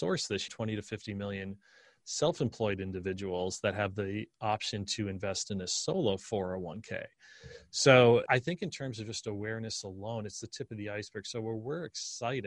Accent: Scranton, Pennsylvania, United States; now in Austin, United States; Rust Belt, like where I grew up in Scranton, PA

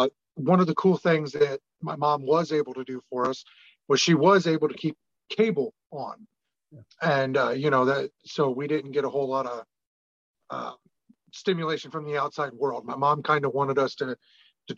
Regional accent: Illinois, United States; I was raised in Illinois

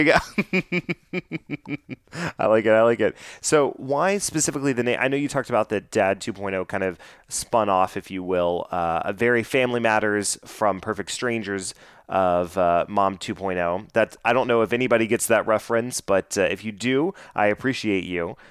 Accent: Dallas, Texas, United States; born and raised here in the Dallas Fort Worth area

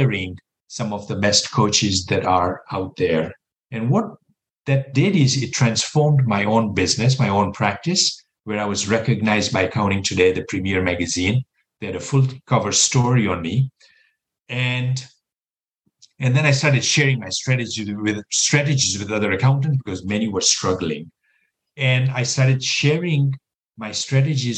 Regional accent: Kenya; moved away as an adult; also born or lived in Texas / New York City; now in United States; I was born and raised in Kenya, East Africa

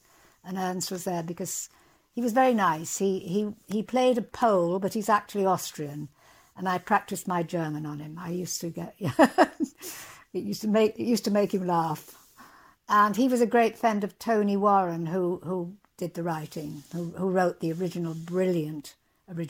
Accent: Hull, Yorkshire and the Humber, United Kingdom; moved away as an adult; also born or lived in Cottingham; I'm from Yorkshire, the East Riding. I was born in Cottingham. I went to school in Hull.

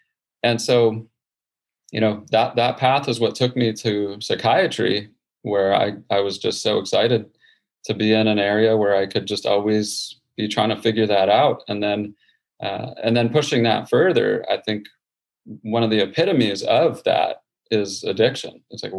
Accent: Houston, Texas, United States; born or raised there

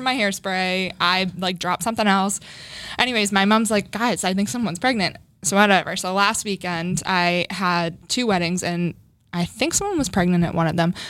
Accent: Framingham, Massachusetts, United States; I grew up in Framingham. Mm-hmm. Um, I live in Framingham now, still too

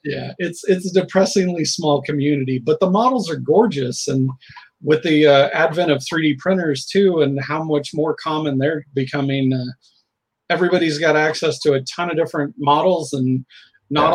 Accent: Southern Illinois and Indiana, United States; now in Portland, United States; I'm originally from Southern Illinois and Indiana, um, now located in the Portland metro

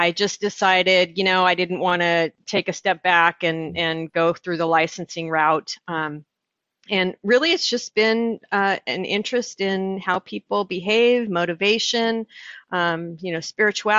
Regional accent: Orange County, California, United States; I grew up in Orange County, California, and that's in Southern California

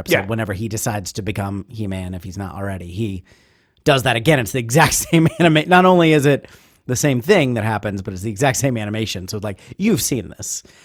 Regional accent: Ohio, United States; I'm, I'm from Ohio

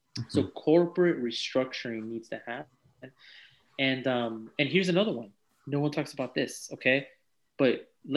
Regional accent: Union City, California, United States; moved away as an adult; also born or lived in San Leandro, California / Fremont, California; now in Ohio, United States; I grew up in Silicon Valley

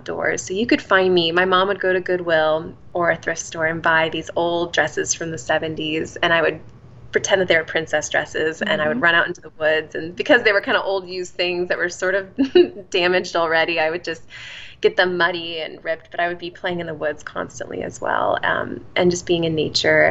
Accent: Indianapolis, Indiana, United States; moved away as an adult; also born or lived in New York City, United States; now in Pittsburgh, United States; I was born in the Midwest. I grew up in Indianapolis, Indiana

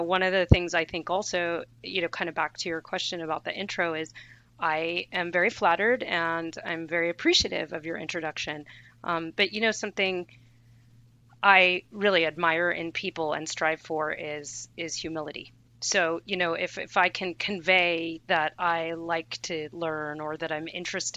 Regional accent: Bay Area, California, United States; I grew up in the Bay Area

